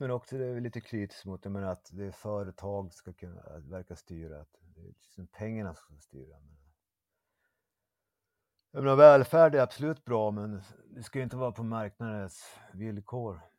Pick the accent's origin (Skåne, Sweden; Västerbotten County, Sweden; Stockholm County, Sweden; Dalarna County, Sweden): Västerbotten County, Sweden; Umeå; now in Malmö, Sweden